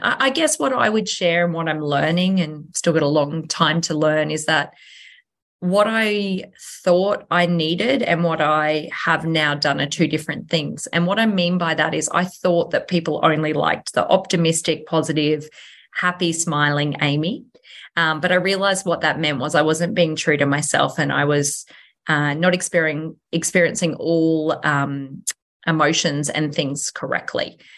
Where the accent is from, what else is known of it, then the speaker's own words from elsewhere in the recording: Nambour, Queensland, Australia; a Sunshine Coast local, born and bred. Um, so I was born in Nambour Hospital